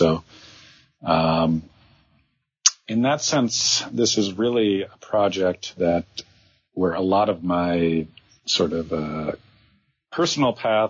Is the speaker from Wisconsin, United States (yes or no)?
yes; Green Bay, Wisconsin, United States; moved away as an adult; So my background, I am a Midwesterner by birth. I actually grew up in Wisconsin, Green Bay, Wisconsin, to be exact. And after college, I wanted to work in the film industry, and I actually moved to New York because of that.